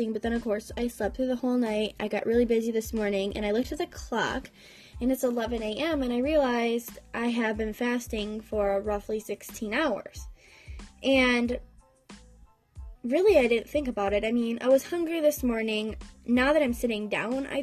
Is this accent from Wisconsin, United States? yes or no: yes; Wisconsin, United States; I'm from Wisconsin